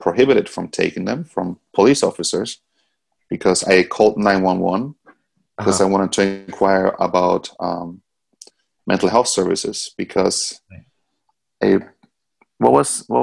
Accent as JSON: {"language": "English", "country": "Austria", "tie": "born or raised there", "moved": "yes", "lives_now": "United States", "said": "In Europe, I grew up in Austria."}